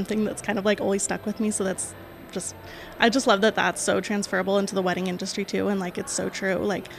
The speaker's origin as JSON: {"language": "English", "town": "Spokane", "region": "Washington", "country": "United States", "said": "I'm from Spokane, Washington"}